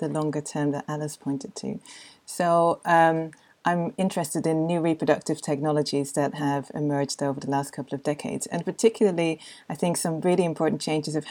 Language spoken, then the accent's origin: English; Netherlands; I come from the Netherlands